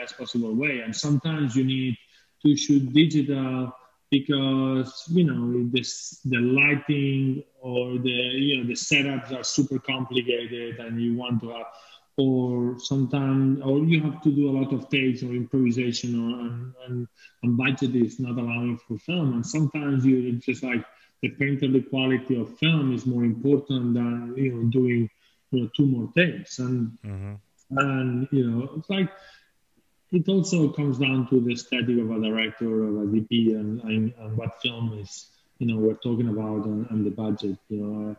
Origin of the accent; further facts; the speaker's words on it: Spain; English is a second language; moved away as an adult; also born or lived in England; coming from Spain